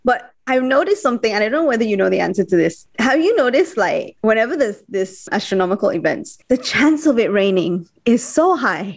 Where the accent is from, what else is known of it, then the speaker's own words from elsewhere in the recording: Sabah, Malaysia; I'm actually from Sabah